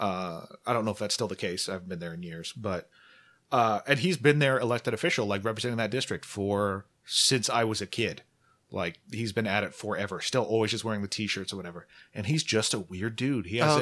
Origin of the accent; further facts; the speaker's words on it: Omaha, Nebraska, United States; So I grew up in Omaha, and he's just been a fixture there forever